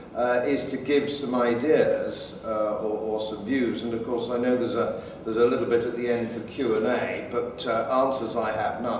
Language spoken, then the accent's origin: English; England, United Kingdom; I'm an Englishman brought up in England